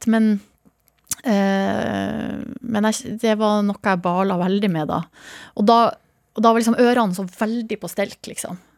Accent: Hamarøy, Nordland, Norway; så er det veldig ofte Hamarøy og hjemstedet mitt som dukker opp.

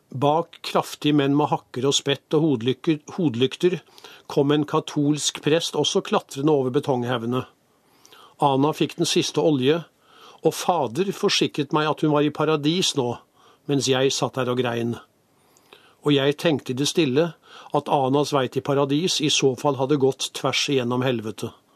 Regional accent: Norway; jeg kommer fra Norge

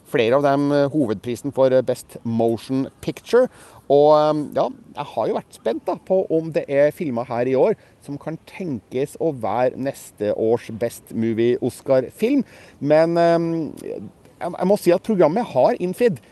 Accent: Norway; mine engelskkunnskaper litt prega av at jeg er nordmann

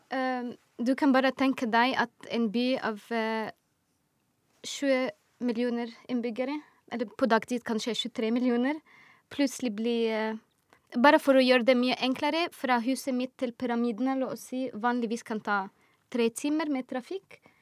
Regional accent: Egypt; now in Oslo, Norway; jeg er fra Egypt.

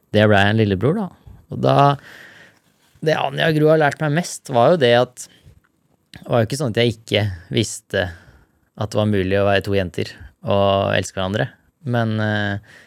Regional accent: Larvik, Vestfold, Norway; der jeg vokste opp, og der jeg har tatt mest bilder, er en eh, surfespot utafor Larvik

